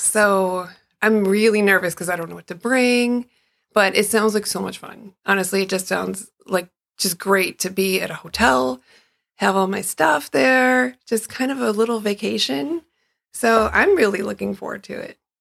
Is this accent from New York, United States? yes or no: no; Chicago, Illinois, United States; I grew up in Chicago